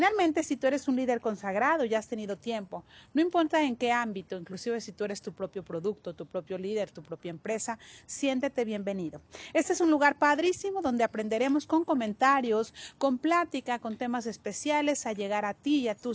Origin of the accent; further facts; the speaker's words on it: Mexico; He trabajado en mi país que se llama México